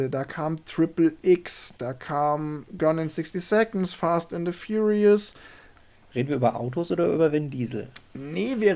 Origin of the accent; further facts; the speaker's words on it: Saarland, Germany; äh, ich bin ja im Saarland aufgewachsen und äh, das Saarland ist ja traditionell Frankreich-affin und auch Peugeot-affin.